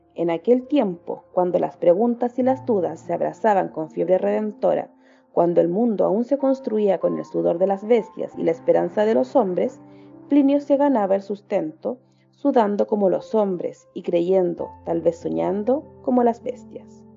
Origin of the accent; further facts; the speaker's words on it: Chile; soy de Chile, tengo 29 años